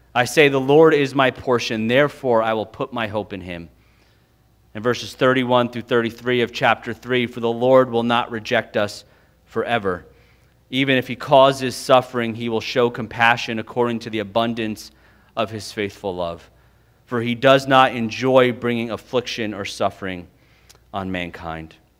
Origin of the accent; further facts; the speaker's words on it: United States; we, as American evangelicals